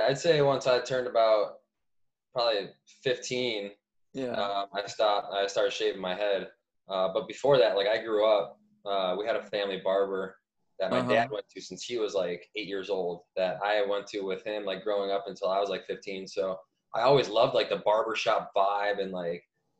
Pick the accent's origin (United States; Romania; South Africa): United States; suburban Cleveland, Ohio; moved away; also born or lived in Montreal; I'm a Cleveland guy, or a suburban Cleveland guy, I guess, about 30 minutes east of Cleveland